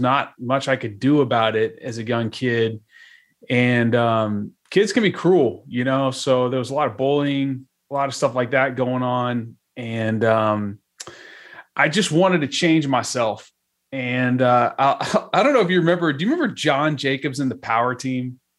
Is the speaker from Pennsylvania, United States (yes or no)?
no; Dallas, Texas, United States; I'm from Dallas, Texas originally